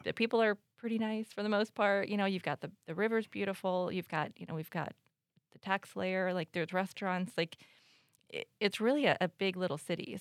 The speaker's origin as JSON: {"language": "English", "country": "United States", "tie": "born or raised there", "moved": "yes", "said": "I grew up in the Quad Cities, but I moved away, um, for twenty-five years"}